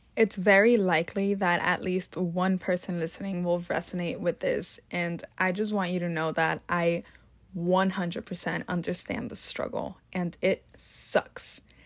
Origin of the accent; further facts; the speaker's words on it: Texas, United States; English is a second language; also born or lived in Mexico / Austin, Texas / New York City; When I was little, I moved back and forth between Mexico and Texas quite a few times. So, when I finally decided to move back to Texas permanently, I was nine years old